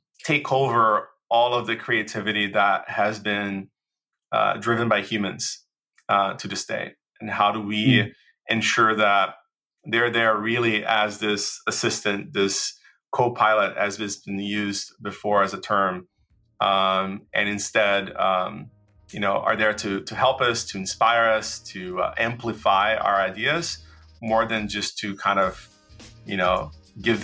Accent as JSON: {"language": "English", "country": "Brazil", "also_born_or_lived": "United States", "second_language": "English", "moved": "yes"}